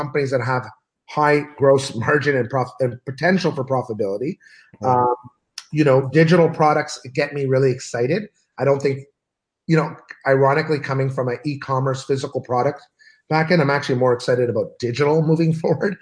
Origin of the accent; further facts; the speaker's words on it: Canada; also born or lived in Los Angeles / Ottawa; I'm Canadian, I live in Los Angeles and I live in Ottawa